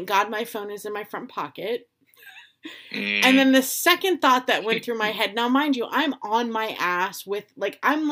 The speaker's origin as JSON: {"language": "English", "region": "Florida", "country": "United States", "tie": "born or raised there", "moved": "as an adult", "said": "I was raised from like a very young age in Florida."}